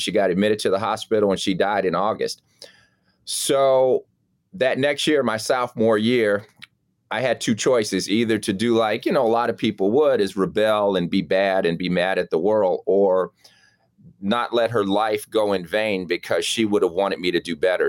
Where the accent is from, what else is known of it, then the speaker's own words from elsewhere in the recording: Chicago, Illinois, United States; I grew up in Lake Meadows